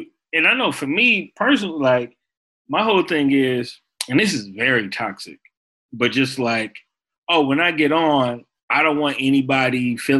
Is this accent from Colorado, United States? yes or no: no; Chicago, Illinois, United States; but also as a Chicagoan, like this shooting.